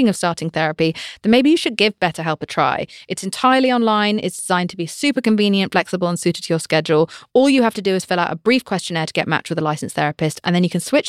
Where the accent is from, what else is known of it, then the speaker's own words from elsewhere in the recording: United Kingdom; I'm British